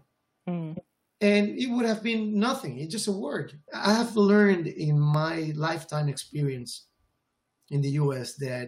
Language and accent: English; Puerto Rico; first language Spanish; English is a second language; moved away as an adult; She moved to Puerto Rico with him, and that's how he, Japanese American, came to be in my hometown.